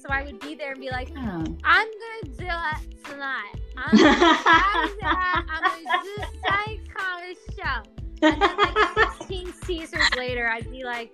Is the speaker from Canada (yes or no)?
yes; Caledon East, Ontario, Canada; now in Montreal, Canada; from Ontario, a small town called Caledon East. It's so small that when you enter the town, you blink and you are exiting the town.